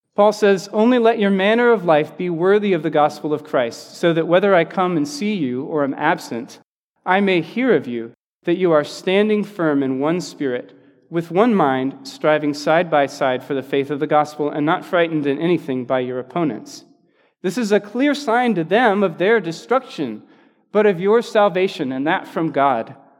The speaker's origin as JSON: {"language": "English", "region": "the South", "country": "United States", "said": "I'm from the South"}